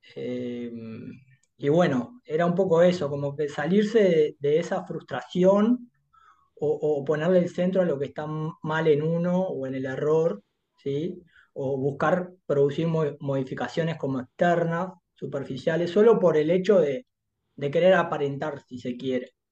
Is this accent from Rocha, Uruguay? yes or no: no; Montevideo, Uruguay; also born or lived in Durazno, Uruguay; soy de acá, de Montevideo. Si bien mi infancia la, digamos, la viví hasta los seis años en Durazno, soy acá.